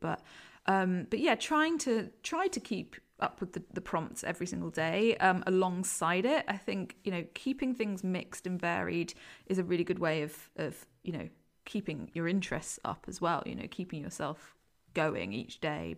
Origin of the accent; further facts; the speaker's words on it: London, United Kingdom; now in Leeds, United Kingdom; I'm come from, I don't know if you can tell by my accent, come from London